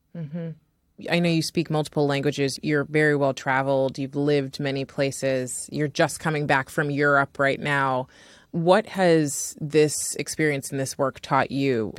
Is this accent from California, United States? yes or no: yes; California, United States; as an American-born and Californian on top of that, California is such a hodgepodge of food, you know, and so I grew up eating all sorts of food.